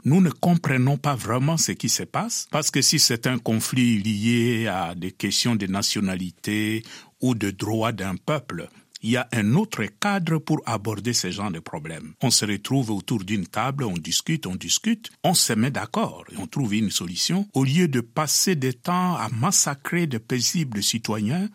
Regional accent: DR Congo; now in Kinshasa, DR Congo

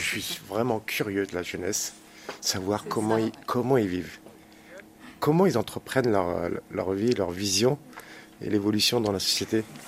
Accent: Caen, Normandy, France; J'ai grandi euh, dans le Calvados, à Caen

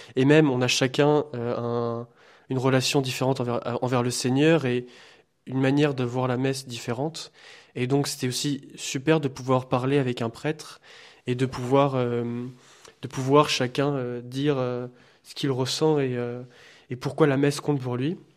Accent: France; now in Liège, Belgium; je suis français d'origine portugaise, faisant mes études ici à Liège.

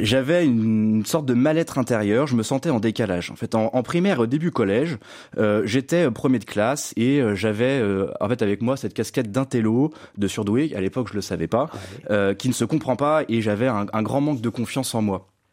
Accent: Lyon, Auvergne-Rhône-Alpes, France; je suis né à Lyon, je suis le dernier d'une fratrie de six enfants.

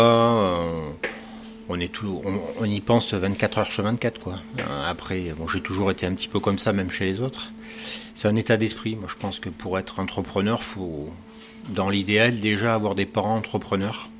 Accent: Bordeaux, Nouvelle-Aquitaine, France; also born or lived in Paris / United States / Japan / Argentina; now in Cherbourg, France; Je suis originaire de Bordeaux

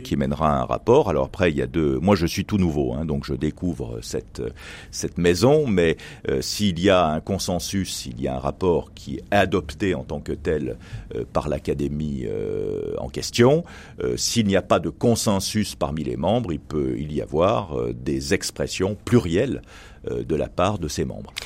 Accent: Tarentaise valley, Auvergne-Rhône-Alpes, France; je suis né dans ma vallée de Tarentaise

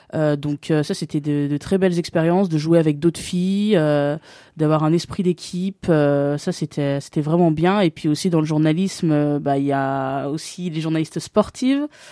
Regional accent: Bourg-en-Bresse, Auvergne-Rhône-Alpes, France; moved away as an adult; now in Paris, France; J'ai grandi euh, durant 16 ans au quartier du Pont des Chèvres euh, à Bourg-en-Bresse

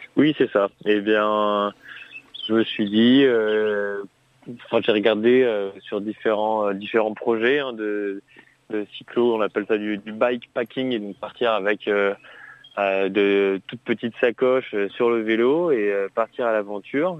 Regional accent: Grenoble, Auvergne-Rhône-Alpes, France; je suis originaire de Grenoble

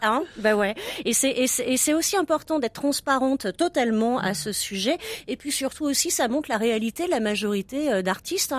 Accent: France; now in Brussels, Belgium; je suis française

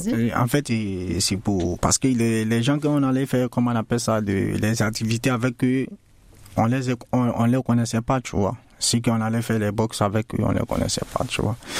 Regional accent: Côte d’Ivoire; now in France; je viens de la Côte d'Ivoire.

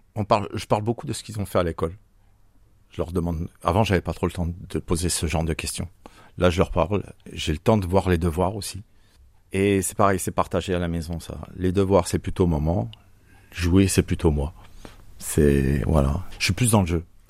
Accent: Bourgogne-Franche-Comté, France; now in Marseille, France; je suis franco-suisse. Je viens de la région de Franche-Comté. J'ai pas pris l'accent

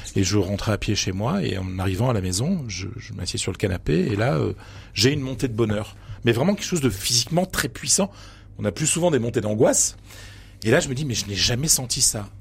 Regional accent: Pas-de-Calais, Hauts-de-France, France; moved away; je viens d'un petit village du Pas-de-Calais. Je viens d'une famille modeste.

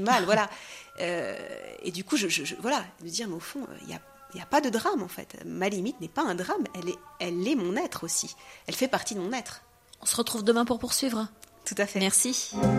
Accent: France; moved away as an adult; now in Jerusalem; je suis née en France

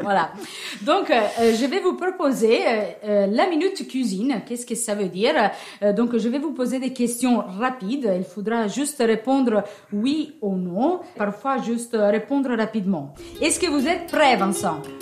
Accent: Italy; accent: Italian; French is a second language; moved away; j'ai un petit accent. Il ne s'agit pas d'un accent normand ni d'un accent breton, c'est un accent un peu ensoleillé qui vient de l'Italie

